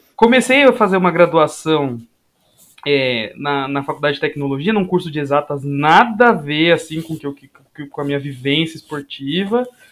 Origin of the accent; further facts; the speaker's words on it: Guarulhos, São Paulo, Brazil; also born or lived in Limeira; eu sou de Guarulhos, da, da terra do aeroporto